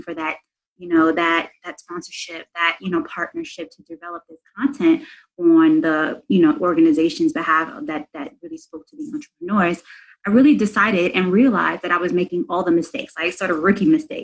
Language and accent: English; New York City, New York, United States; I'm from New York City